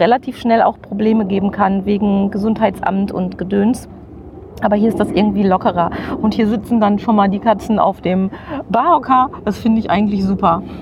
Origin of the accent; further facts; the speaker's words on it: Witten, North Rhine-Westphalia, Germany; Ich komme wiederum aus Witten und habe in der Grundstu Grundschule im, ich glaube, es hieß Sachkundeunterricht mhm. gelernt